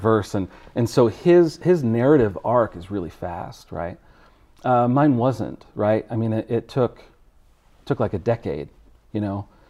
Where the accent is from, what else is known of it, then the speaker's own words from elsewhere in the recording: Connecticut, United States; I was born in Connecticut